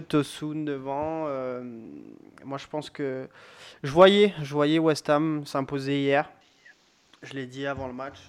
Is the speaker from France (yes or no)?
yes; France; en tant que Français